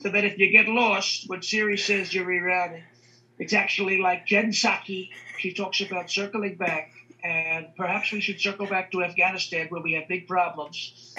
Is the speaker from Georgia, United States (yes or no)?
no; Long Island, New York, United States; We're from Long Island, New York.